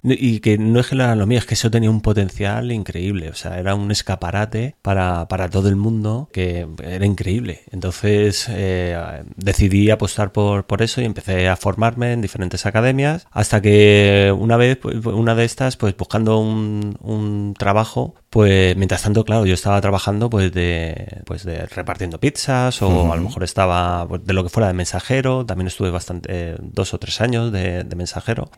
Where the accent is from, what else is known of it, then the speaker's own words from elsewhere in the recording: Majadahonda, Community of Madrid, Spain; moved away as an adult; now in San Vicente del Raspeig, Spain; yo soy originario de, de Madrid, un pueblo de Madrid que se llama Majadahonda